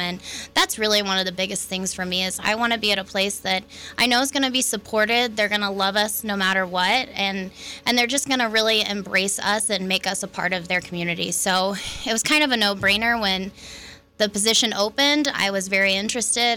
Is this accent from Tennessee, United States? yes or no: no; Oklahoma City, Oklahoma, United States; moved away as an adult; now in Logan, United States; I was born and raised in Oklahoma City